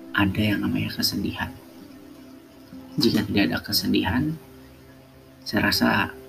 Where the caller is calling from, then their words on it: Yogyakarta, Special Region of Yogyakarta, Indonesia; Salam hangat dari saya dari Yogyakarta.